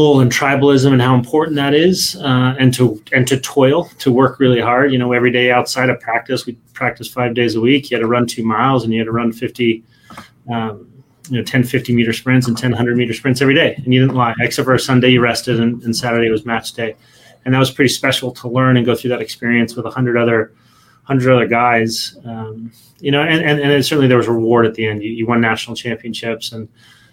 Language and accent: English; Salt Lake City, Utah, United States; I grew up in Salt Lake City, Utah, which was just a great place to grow up